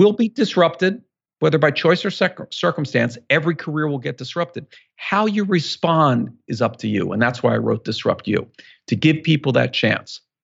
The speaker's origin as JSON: {"language": "English", "town": "Philadelphia", "region": "Pennsylvania", "country": "United States", "tie": "born or raised there", "said": "growing up in Philadelphia, we're both from Philly"}